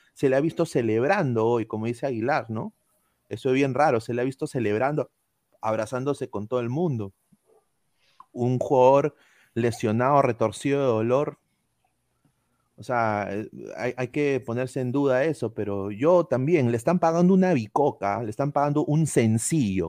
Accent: Peru; now in United States; nuestros compatriotas nacionales

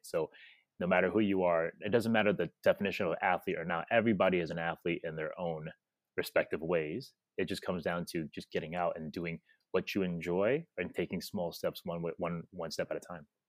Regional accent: New York, United States; moved away as an adult; now in Indonesia; growing up in New York for me

